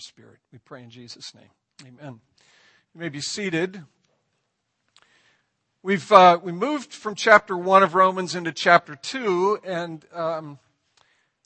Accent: Ireland; I'm Irish

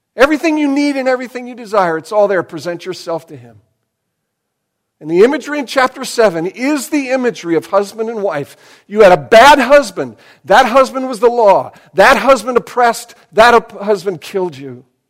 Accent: United States; I am more American than I am Christian

